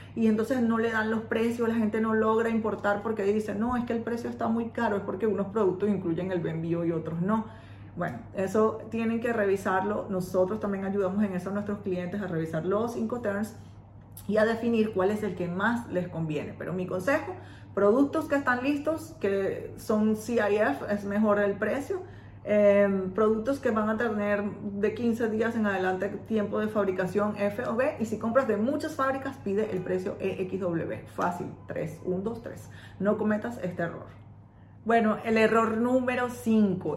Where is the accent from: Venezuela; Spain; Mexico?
Venezuela; moved away as an adult; now in China; yo soy de Venezuela